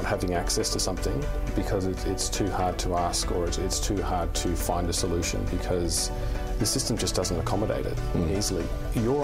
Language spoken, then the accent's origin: English; Adelaide, South Australia, Australia; now in Tasmania, Australia; I'm from Adelaide originally. So I spent, you know, after I left high school, I actually got a job with Independent Living Centre